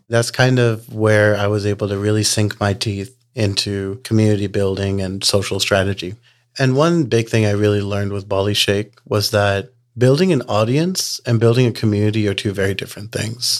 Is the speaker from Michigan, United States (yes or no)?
no; New Orleans, Louisiana, United States; now in Texas, United States; I pretty much have been in Texas for uh, about last 20 years, but I was born and raised in New Orleans.